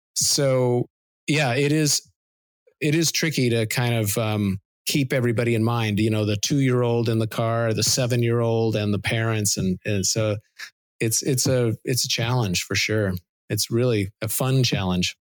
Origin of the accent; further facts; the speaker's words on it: Seattle, Washington, United States; growing up in Seattle